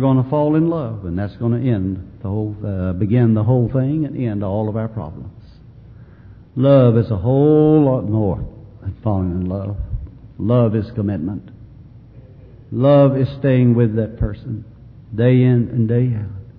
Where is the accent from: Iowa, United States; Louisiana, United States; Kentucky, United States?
Kentucky, United States; Mayfield; Mayfield my hometown